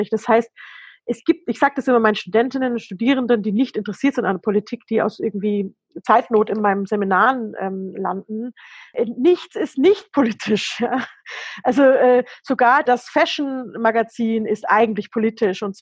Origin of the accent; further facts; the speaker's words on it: Germany; Als Deutsche kann ich natürlich sagen